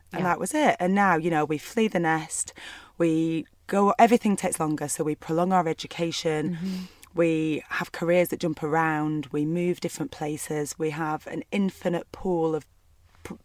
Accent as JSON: {"language": "English", "town": "Burnley", "region": "North West England", "country": "United Kingdom", "tie": "born or raised there", "said": "I grew up in Burnley in a small town in the northwest of England."}